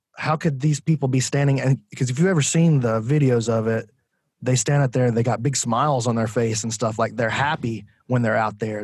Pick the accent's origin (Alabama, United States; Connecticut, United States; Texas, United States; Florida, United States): Alabama, United States; Decatur; I'm from Decatur, Alabama